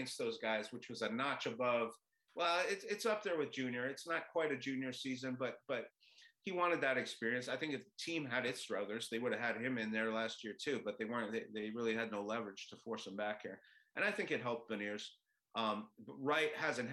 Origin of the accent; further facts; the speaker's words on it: Montreal, Quebec, Canada; now in Seattle, United States; I grew up in Montreal